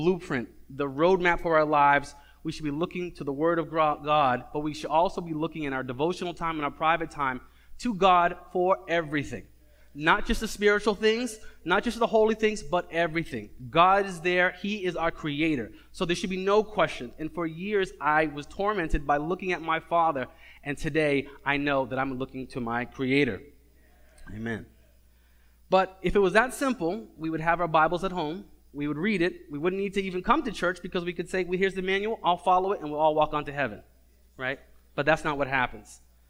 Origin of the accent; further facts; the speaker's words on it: Cambridge, Massachusetts, United States; I'm from Cambridge, and when it tells me to get to 93